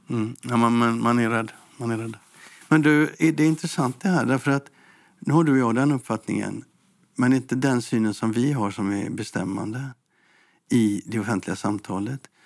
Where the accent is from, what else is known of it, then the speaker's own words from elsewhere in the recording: Gothenburg, Västra Götaland, Sweden; Som göteborgare så säger jag